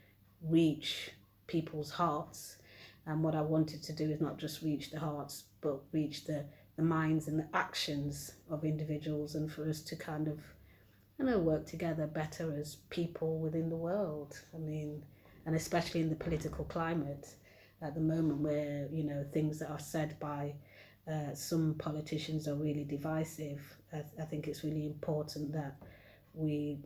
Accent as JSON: {"language": "English", "town": "Nottingham", "region": "East Midlands", "country": "United Kingdom", "tie": "born or raised there", "said": "I'm a Nottinghamian. This is the city where I was born"}